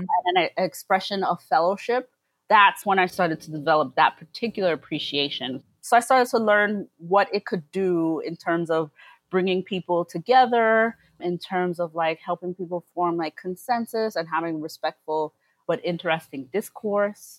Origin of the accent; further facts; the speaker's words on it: New York City, New York, United States; also born or lived in Philadelphia; I come from Brooklyn. I've been here since I was less than one year old and I've lived here pretty much my entire life, mostly in Flatbush